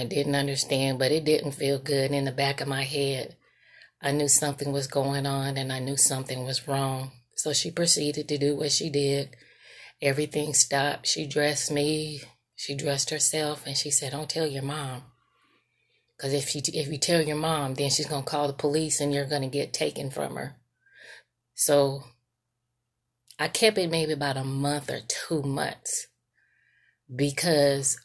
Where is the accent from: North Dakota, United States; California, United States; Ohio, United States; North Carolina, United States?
California, United States; Sacramento; moved away as an adult; also born or lived in San Francisco, California; now in Monroe, Georgia, United States; I currently reside in Monroe, Georgia, but I was raised in Sacramento, California.